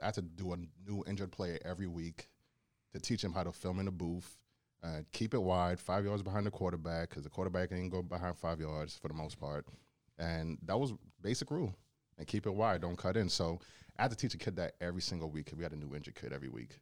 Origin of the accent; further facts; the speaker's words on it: Charlotte Amalie, U.S. Virgin Islands; also born or lived in Bronx, New York / Brooklyn, New York; now in Cleveland, United States; I was raised in the Virgin Islands for eight years